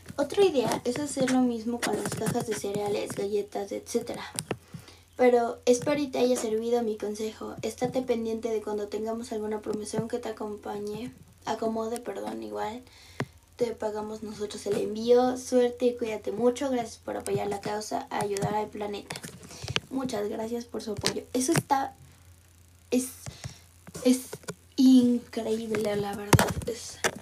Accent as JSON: {"language": "Spanish", "region": "Mexico City", "country": "Mexico", "said": "yo soy de Ciudad de México"}